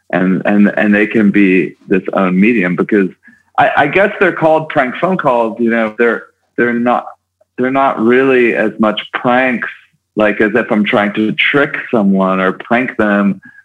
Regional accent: Kansas City, Missouri, United States; moved away; also born or lived in New York; I'm from Kansas City originally, suburban Kansas City

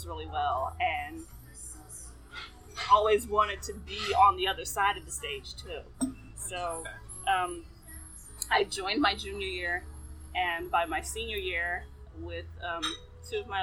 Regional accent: Chicago, Illinois, United States; moved away as an adult; also born or lived in Champaign, Illinois; now in Arizona, United States; I'm from Chicago. Grew up, born and raised in Chicago.

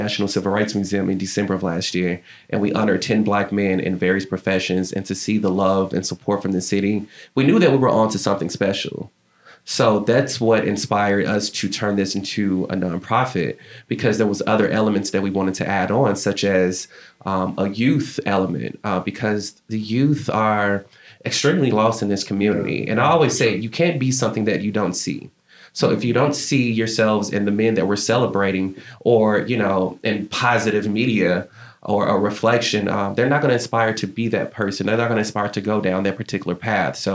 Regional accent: Memphis, Tennessee, United States; moved away as an adult; also born or lived in New York / Los Angeles; my hometown has instilled discipline and this grit within me and passion

